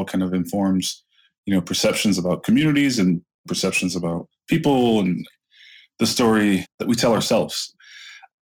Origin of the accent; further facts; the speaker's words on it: Lorain, Ohio, United States; my hometown, city like Lorain, Ohio